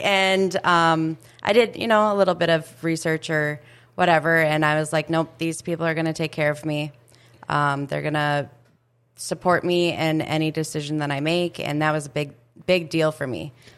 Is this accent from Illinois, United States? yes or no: no; Red Lake Falls, Minnesota, United States; I grew up in Relic Falls. Um, I live right outside Relic Falls